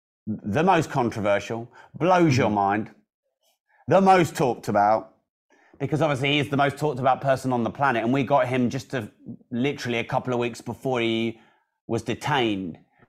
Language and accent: English; United Kingdom; now in United States; I am British, and there aren't many of us Brits taking over America.